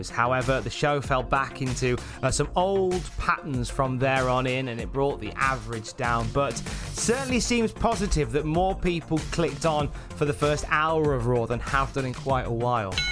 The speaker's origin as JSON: {"language": "English", "town": "Birmingham", "region": "West Midlands", "country": "United Kingdom", "said": "We never really got to work with each other, but we're both from Birmingham. The chances are of all these lads from the West Midlands being able to make names for themselves in the WWE"}